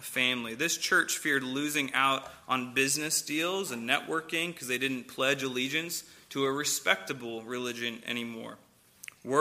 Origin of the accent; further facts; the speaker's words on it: St. Louis, Missouri, United States; moved away; I'm from St. Louis